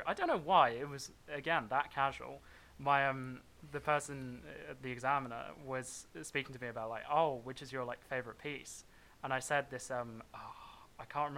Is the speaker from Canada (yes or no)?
no; Worcester, West Midlands, United Kingdom; my hometown